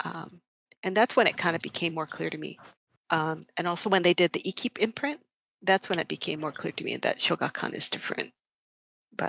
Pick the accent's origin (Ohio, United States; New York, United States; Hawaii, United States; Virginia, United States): Hawaii, United States; Honolulu; I grew up in Hawaii.